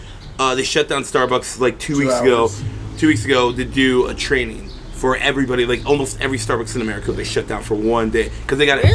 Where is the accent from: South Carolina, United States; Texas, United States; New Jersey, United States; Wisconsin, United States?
Wisconsin, United States; me growing up in Wisconsin